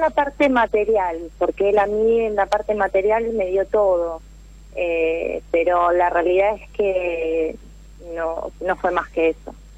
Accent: Mar del Plata, Buenos Aires Province, Argentina; soy de Mar del Plata, resido en Mar del Plata

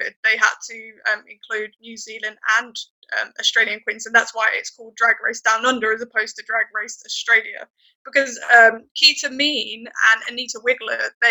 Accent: United Kingdom; as a British person

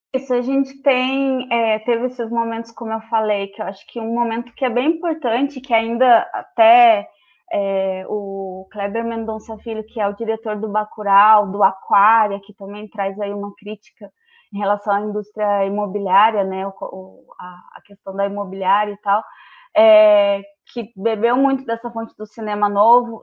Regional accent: Rio Grande do Sul, Brazil; moved away as an adult; also born or lived in Pelotas; now in Londrina, Brazil; sou gaúcha, né? Moro em Londrina há cinco anos.

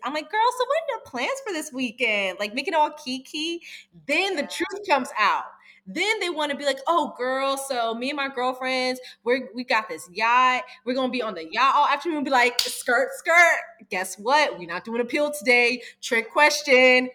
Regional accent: East Coast, United States; I'm from the East Coast

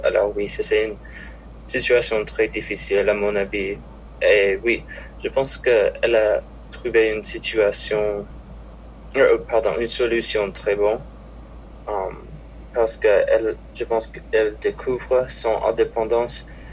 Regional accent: Minnesota, United States; French is a second language; je viens de Minnesota

